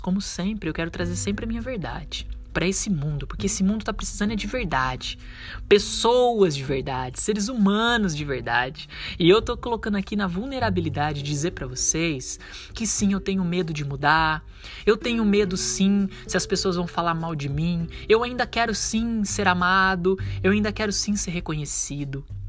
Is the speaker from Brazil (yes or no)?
yes; Brazil; a gente, como um bom brasileiro